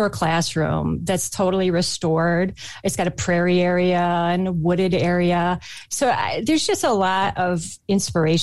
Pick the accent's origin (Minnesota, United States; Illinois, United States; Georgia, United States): Minnesota, United States; I grew up in Minnesota